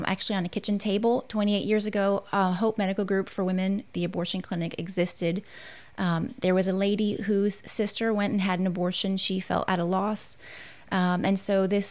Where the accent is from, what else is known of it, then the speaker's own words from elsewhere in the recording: New York, United States; moved away as an adult; now in Southern United States; I'm actually a New Yorker, born and raised